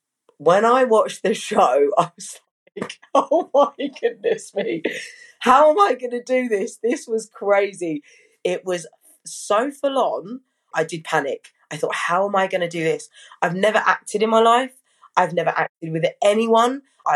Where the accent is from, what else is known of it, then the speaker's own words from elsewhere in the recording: Brockham, South East England, United Kingdom; also born or lived in Hampshire; So yeah, from young I lived in Surrey in a place called Brockham or Dorking.